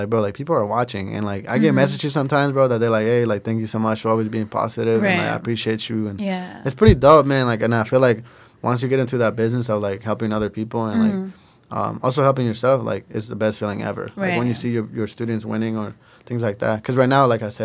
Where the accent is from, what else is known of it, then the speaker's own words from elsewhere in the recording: Puerto Vallarta, Jalisco, Mexico; now in United States; I was born in Puerto Vallarta.